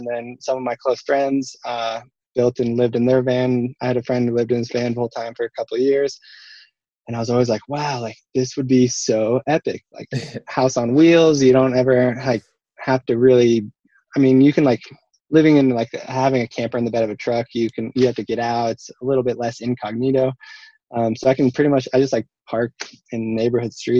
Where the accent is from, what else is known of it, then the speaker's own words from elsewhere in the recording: Portland, Oregon, United States; also born or lived in Park City, Utah; now in Salt Lake City, United States; I grew up in Portland, Oregon